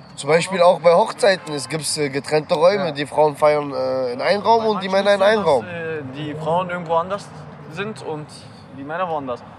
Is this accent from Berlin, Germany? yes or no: yes; Berlin, Germany; also born or lived in Istanbul, Turkey; bin mit sechs Jahren nach Berlin, Wedding, umgezogen. Meine Eltern sind als Gastarbeiter hergekommen und haben uns nachgeholt, uns Kinder. Und ich bin hier in der Liebenwalder Straße groß geworden.